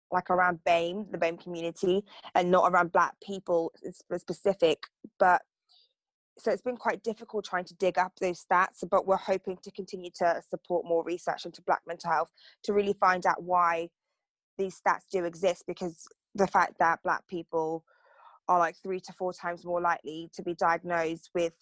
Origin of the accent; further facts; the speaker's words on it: Torquay, South West England, United Kingdom; I grew up in Torquay